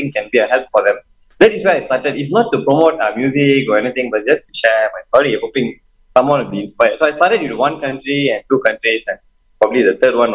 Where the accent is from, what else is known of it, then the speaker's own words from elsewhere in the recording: Malaysia; I'm Malaysian